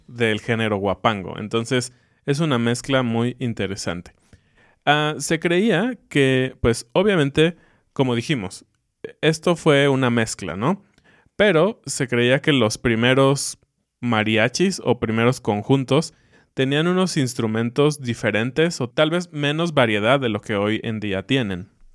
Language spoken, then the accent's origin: Spanish; Mexico